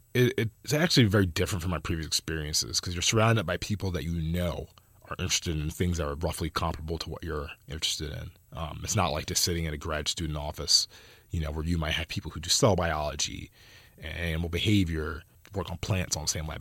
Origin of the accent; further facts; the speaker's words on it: New Jersey, United States; now in California, United States; I come from Jersey